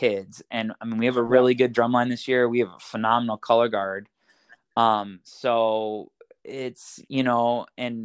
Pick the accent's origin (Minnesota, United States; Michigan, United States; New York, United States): Michigan, United States; Pinckney; So I grew up actually right around Ann Arbor in a little town called Pinckney